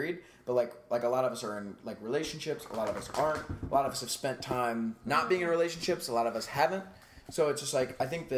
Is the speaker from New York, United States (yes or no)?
no; Akron, Ohio, United States; moved away; I'm from Akron